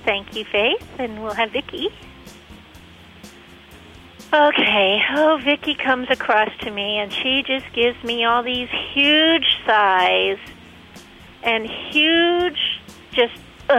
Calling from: Ohio, United States; Hi, I'm calling from Ohio.

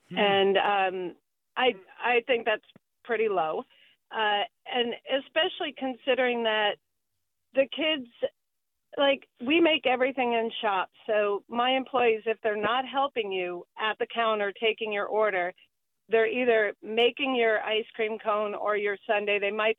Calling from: Sebastopol, California, United States; Hello. I am calling from Sebastopol.

